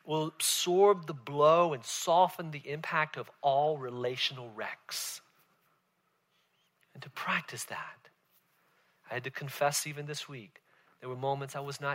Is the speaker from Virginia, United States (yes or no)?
yes; Southern Virginia, United States; moved away; I grew up in Southern Virginia